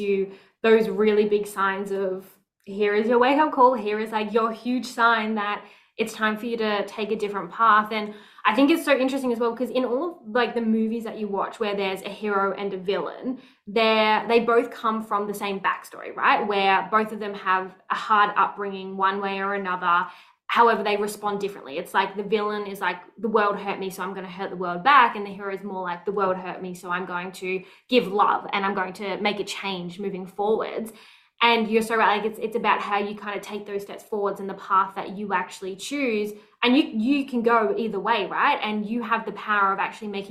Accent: Melbourne, Victoria, Australia; I grew up in Melbourne

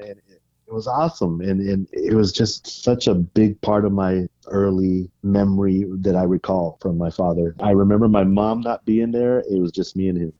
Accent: Vallejo, California, United States; also born or lived in San Francisco, California; I was born in San Francisco in, in nineteen seventy-two. In nineteen eighty, we moved to Vallejo, California, which is home to Mare Island Naval Base

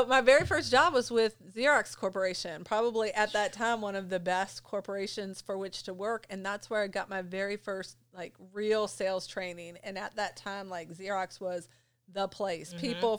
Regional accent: Jefferson County, West Virginia, United States; now in Berkeley County, West Virginia, United States; I grew up in Jefferson County, though. So Berkeley County was like a tough move to kind of move over here.

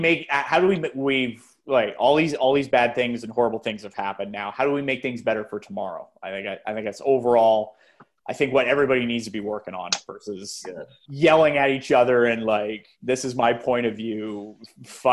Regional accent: Brampton, Ontario, Canada; I'm from Brampton as well.

